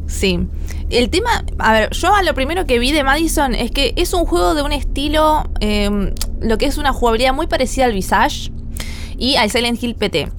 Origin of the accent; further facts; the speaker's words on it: La Plata, Buenos Aires Province, Argentina; Soy de Argentina, La Plata